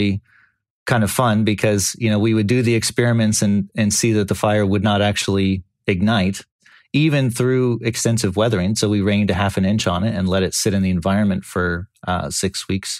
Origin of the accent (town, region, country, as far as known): California, United States; born or raised there